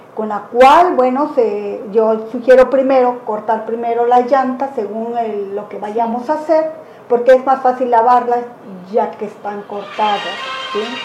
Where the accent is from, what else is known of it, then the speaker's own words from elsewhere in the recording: Cuichapa, Veracruz, Mexico; also born or lived in Isthmus of Tehuantepec, Oaxaca; now in Huatulco, Mexico; originaria de Cuichapa, Veracruz. Viví parte de mi vida en el Istmo